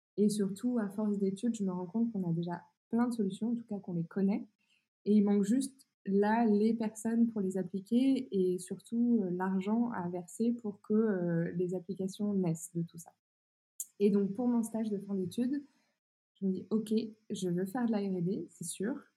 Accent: Burgundy, Bourgogne-Franche-Comté, France; now in northern France; moi je viens d'un petit village euh, de 1000 habitants euh, au fin fond de la Bourgogne

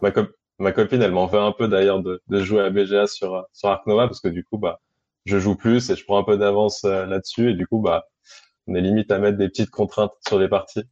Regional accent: Annecy, Auvergne-Rhône-Alpes, France; also born or lived in Aix-les-Bains; je suis au Savoyard à la base, je suis né à Annecy.

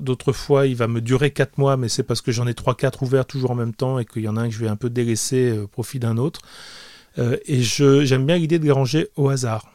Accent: France; also born or lived in Liguria, Italy; je suis né en France, mais j'ai passé énormément de temps en Italie et dans cette région-là.

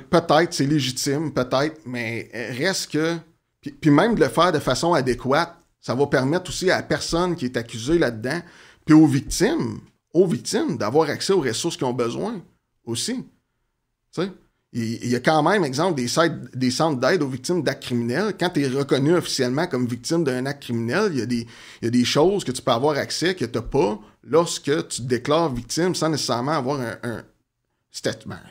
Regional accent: Outaouais, Quebec, Canada; je viens de la région de l'Outaouais.

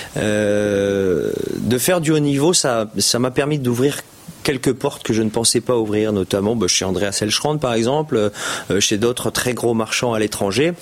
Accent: France; on est on est français. on est des petits français

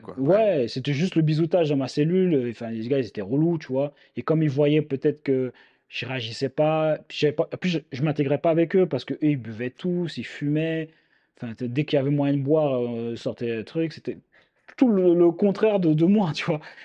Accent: Île-de-France, France; je viens de l'île de France

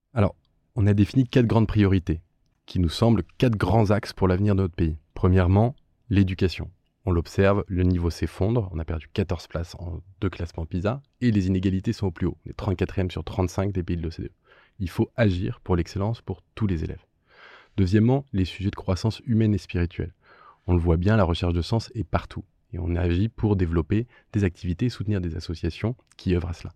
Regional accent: France; en tant que, que, citoyen, en tant que Français

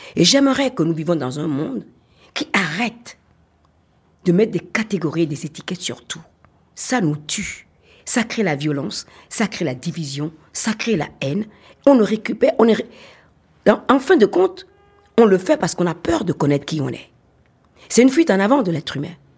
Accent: Benin; je suis une Africaine fière de l'être, je suis béninoise fière de l'être

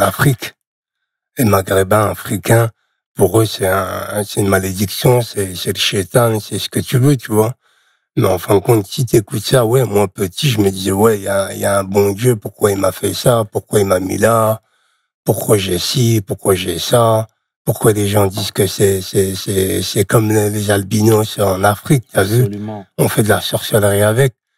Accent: Charleville-Mézières, Grand Est, France; moved away as an adult; also born or lived in Nouzonville; Je suis né à Charleville-Mézières dans les Ardennes.

